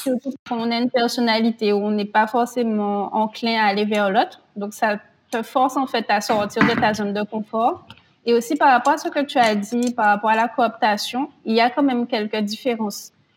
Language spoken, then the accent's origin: French; France; en tant que Français